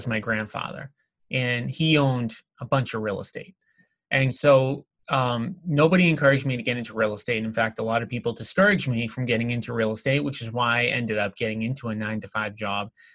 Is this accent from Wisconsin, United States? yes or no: no; Revere, Massachusetts, United States; the town that I grew up in Revere, Massachusetts